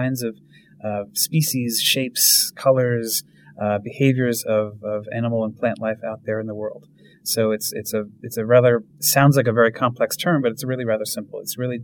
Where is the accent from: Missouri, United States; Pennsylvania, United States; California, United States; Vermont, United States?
Vermont, United States; I grew up in Vermont